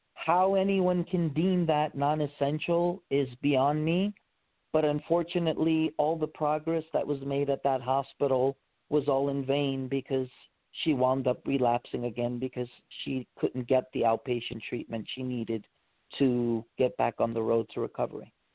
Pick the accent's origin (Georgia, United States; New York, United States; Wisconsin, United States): New York, United States; New York City; moved away as an adult; also born or lived in Honolulu, Hawaii; I was born and raised in Queens, New York, and I left New York when I was 18 after I graduated high school